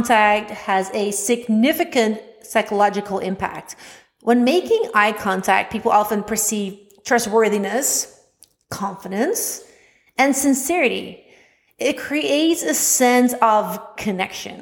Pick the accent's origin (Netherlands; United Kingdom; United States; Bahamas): Netherlands; accent: Dutch; English is a second language; I was self-conscious about my Dutch accent